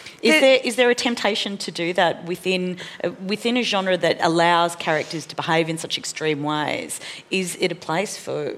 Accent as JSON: {"language": "English", "country": "Australia", "said": "And certainly as an Australian audience, like our understanding of criminality in Mexico is about the drug cartels"}